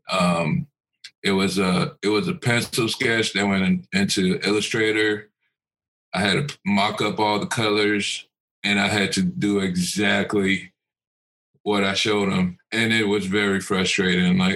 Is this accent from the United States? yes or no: no; Cameroon; born there; I was born in Cameroon, West Africa, so like growing up I always had African masks in the house